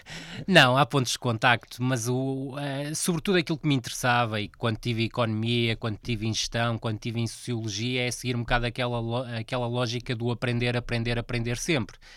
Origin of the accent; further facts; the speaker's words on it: Vila do Conde, Norte, Portugal; foi um clube onde eu trabalhei muitos anos, e é, um, é o clube da minha terra